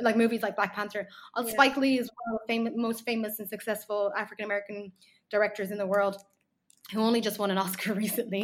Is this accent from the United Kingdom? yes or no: no; Ireland; I grew up in Ireland.